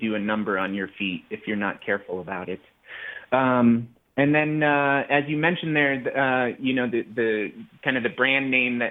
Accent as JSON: {"language": "English", "region": "the Rockies", "country": "United States", "tie": "born or raised there", "said": "I grew up in the Rockies"}